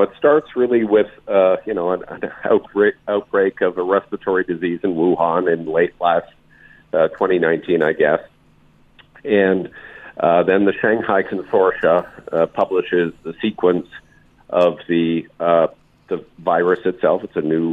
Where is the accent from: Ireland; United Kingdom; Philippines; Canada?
Canada; now in United States; I am Canadian